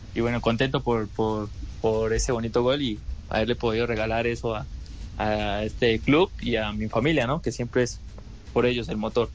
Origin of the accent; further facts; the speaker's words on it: Colombia; now in Peru; mi tierra eh, y bueno, en Colombia